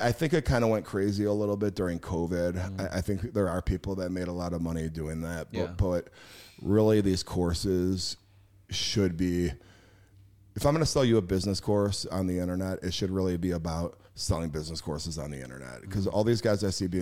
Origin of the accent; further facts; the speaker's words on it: Schaumburg, Illinois, United States; I grew up in Schaumburg, Illinois, which is a very middle class area